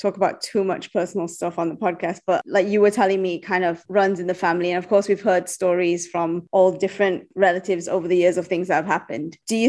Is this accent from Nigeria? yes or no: no; East Malaysia, Malaysia; now in Kuala Lumpur, Malaysia; as I've moved out of like my hometown, which is like in East Malaysia